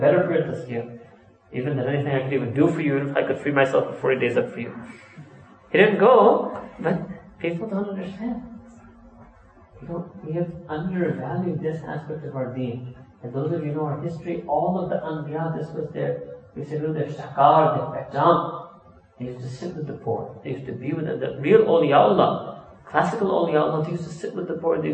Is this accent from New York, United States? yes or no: yes; New York, United States; moved away as an adult; also born or lived in Pakistan; born and raised in New York